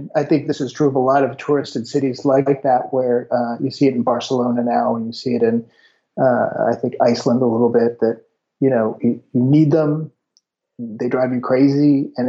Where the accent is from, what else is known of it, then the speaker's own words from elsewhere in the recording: United States; moved away as an adult; also born or lived in Oakland, California / Silicon Valley; now in Toulouse, France; I'm a journalist from the United States. I think you know this, but I'm actually living in Toulouse, France, in the southwest part of France.